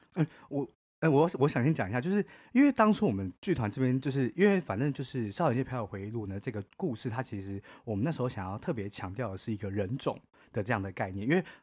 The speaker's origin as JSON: {"language": "Chinese", "country": "Taiwan", "said": "我们台湾人"}